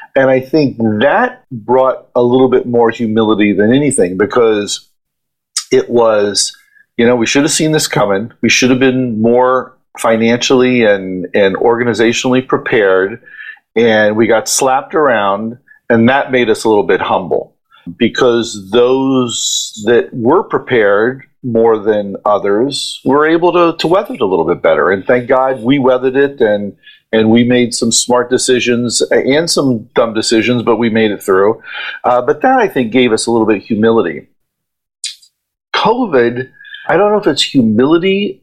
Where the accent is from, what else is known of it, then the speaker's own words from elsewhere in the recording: Ohio, United States; moved away as an adult; now in New York, United States; I'm from Ohio, and I I came to New York to follow my dream